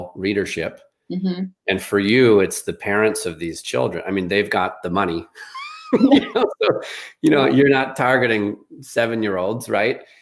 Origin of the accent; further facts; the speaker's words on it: Chicago, Illinois, United States; I grew up in Chicago on the concrete